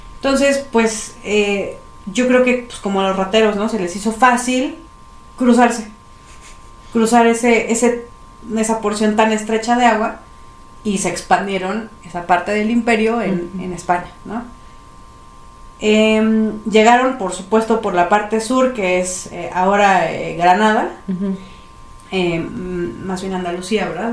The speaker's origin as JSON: {"language": "Spanish", "country": "Mexico", "said": "los que ahora somos mexicanos"}